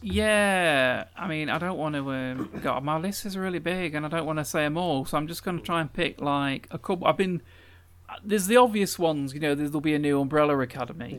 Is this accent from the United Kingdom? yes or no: yes; England, United Kingdom; as an Englishman in this country